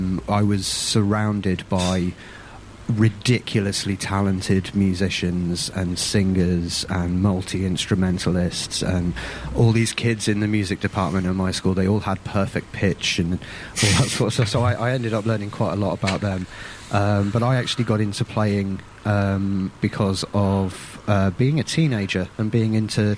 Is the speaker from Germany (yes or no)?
yes; Germany; I was actually really, really lucky growing up, because I grew up in Germany alongside the Army and the Air Force.